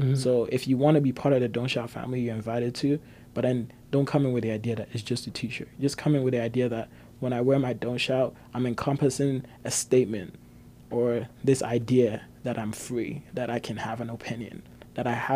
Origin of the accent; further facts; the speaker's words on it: Ghana; moved away as an adult; now in Canada; I grew up in Ghana